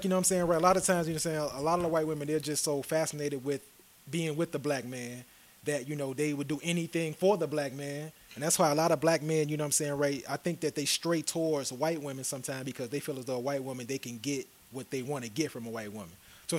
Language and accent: English; Chicago, Illinois, United States; I'm from Chicago.